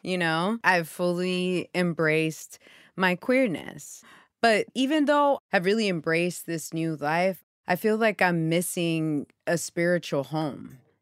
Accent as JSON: {"language": "English", "town": "Houston", "region": "Texas", "country": "United States", "tie": "born or raised there", "said": "my Pentecostal church in Houston, Texas"}